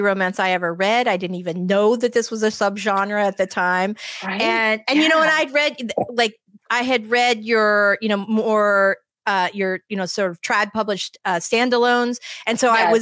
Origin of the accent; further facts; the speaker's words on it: Denver, Colorado, United States; now in Florida, United States; I live in Florida now. But I grew up in Denver